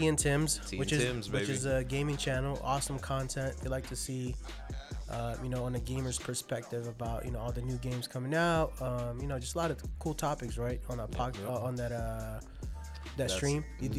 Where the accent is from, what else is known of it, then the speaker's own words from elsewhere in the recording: Las Vegas, Nevada, United States; we're from Vegas. We've been here for a long time. We grew up here.